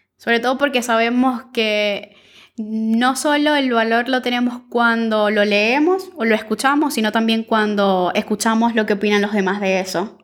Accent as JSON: {"language": "Spanish", "country": "Venezuela", "moved": "as an adult", "lives_now": "Buenos Aires, Argentina", "said": "soy periodista, activista venezolana, migrante en Buenos Aires desde hace dos años"}